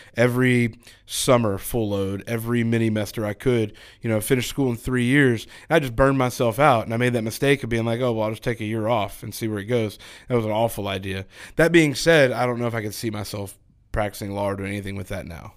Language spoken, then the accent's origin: English; Texas, United States; now in Georgia, United States; I'm originally from Texas. Uh, I grew up in a small town